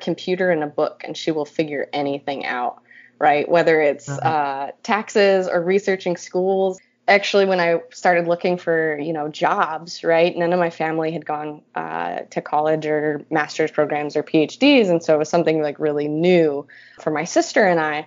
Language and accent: English; Dunkirk, New York, United States; moved away; also born or lived in Florida; I grew up in Dunkirk, New York, and then for a variety of reasons, we moved to Florida